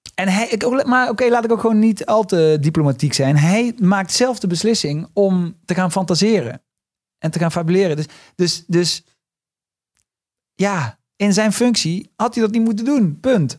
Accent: Limburg, Netherlands; accent: Limburgish; now in Amsterdam, Netherlands; ik ben niet geboren op het Goois matras, maar juist in de prairie van, van Limburg

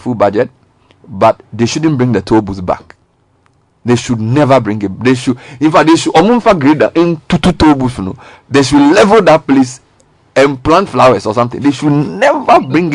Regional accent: Ghana; as a Ghanaian citizen

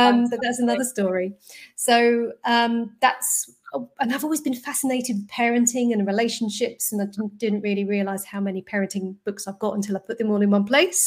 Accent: London, United Kingdom; I grew up in North London

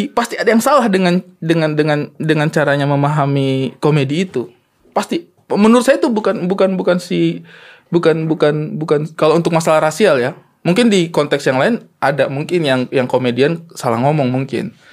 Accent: Eastern Indonesia, Indonesia; nggak berani karena saya

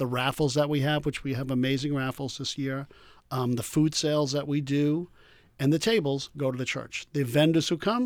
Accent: East Rockaway, New York, United States; my hometown of East Rockaway

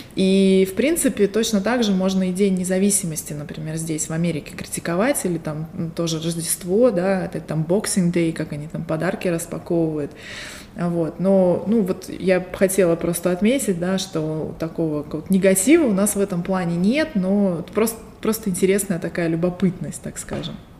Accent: Barnaul, Altai Krai, Russia; now in Las Vegas, United States; Я родилась в Сибири, в городе Барнаул, а сейчас живу в Лас-Вегасе, штат Невада, и это моя вторая эмиграция

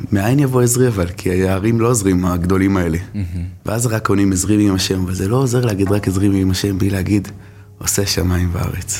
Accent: Jerusalem, Jerusalem District, Israel; גדלתי בשכונת גבעת שאול

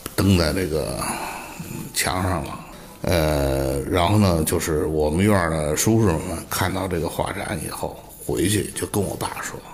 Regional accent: Beijing, China; 我记得那是六九年，我们家从平安里搬到阜爱西口儿嗯。我上的是这个阜爱二小，在乌兹布院儿里头哦。我们军报呢，跟乌兹布呢隔一道墙

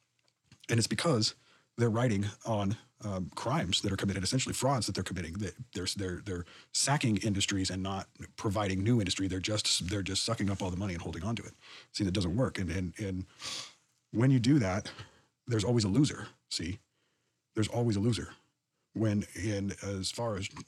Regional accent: United States; born or raised there

